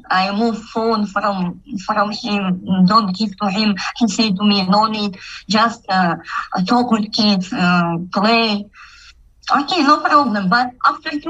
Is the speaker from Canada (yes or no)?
no; Kazakhstan; English is a second language; I'm from Kazakhstan